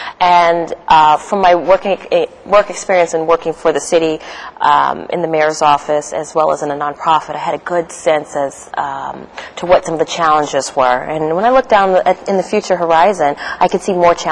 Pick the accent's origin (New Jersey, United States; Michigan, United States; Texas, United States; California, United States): California, United States; San Francisco; also born or lived in Nashville, Tennessee / Pittsburgh, Pennsylvania; I'm a native San Franciscan. I grew up in the Portola neighborhood most of my childhood